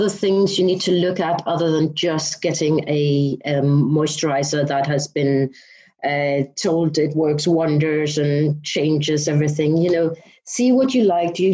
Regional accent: Denmark; now in London, United Kingdom; I'm originally from Denmark, but I have lived in the UK and mainly in London most of my life.

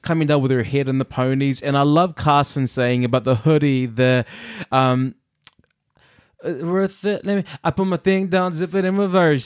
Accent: New Zealand; also born or lived in Samoa; me growing up in New Zealand

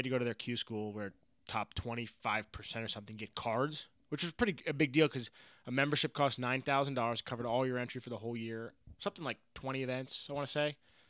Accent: Ireland; I go up, being an Irish guy.

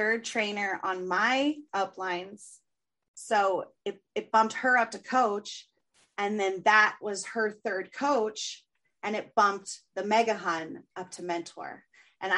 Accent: San Diego, California, United States; San Diego

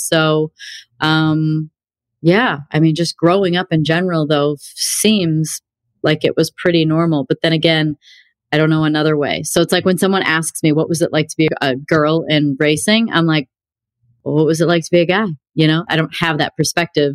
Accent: Illinois, United States; also born or lived in Wisconsin; I grew up in Illinois. I was born in Wisconsin, but we lived like 1.8 miles from the border of Wisconsin

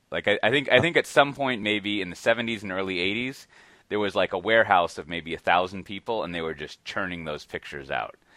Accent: Austin, Texas, United States; I'm from Austin

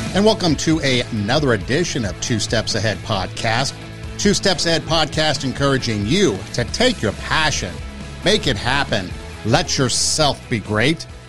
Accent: Los Angeles, California, United States; growing up in Los Angeles

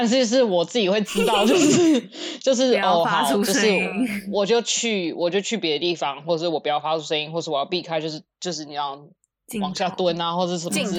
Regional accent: United States; 我一直讲美国人，可是我不知道一般我因为美国人各种啊，我也是美国人，我是有护照的美国人，所以我要讲美国白人。

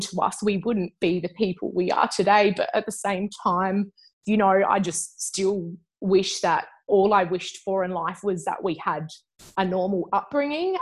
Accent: Adelaide, South Australia, Australia; I'm an Adelaide girl. Um, so I grew up there.

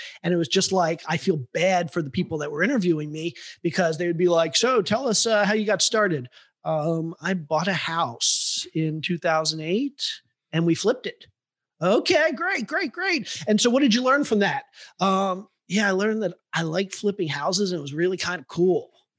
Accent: Cleveland, Ohio, United States; I grew up in Cleveland and I went to college and then I started a business.

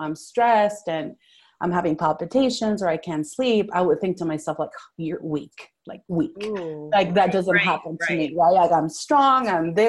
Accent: Venezuela; first language Spanish; English is a second language; now in Fort Worth, United States; I was born and raised in Venezuela. So I came here in 2000

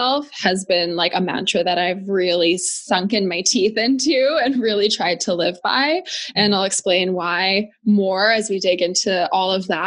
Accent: Edmonton, Alberta, Canada; I'm from Edmonton, Alberta, born and raised.

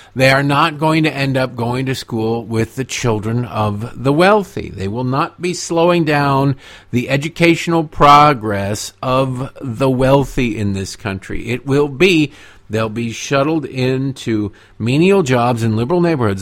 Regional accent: United States; I am a Native American

